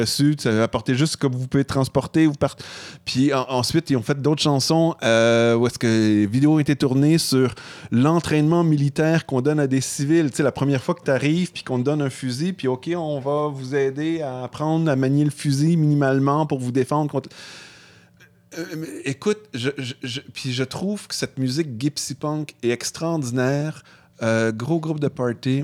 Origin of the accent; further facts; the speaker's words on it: Canada; on est Canadien